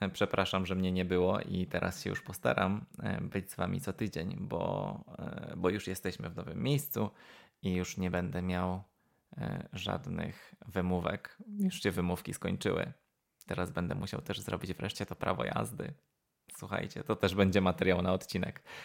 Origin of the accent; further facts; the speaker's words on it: Wrocław, Lower Silesian Voivodeship, Poland; also born or lived in Cardiff / Aberystwyth; now in United Kingdom; dorastałem we, we Wrocławiu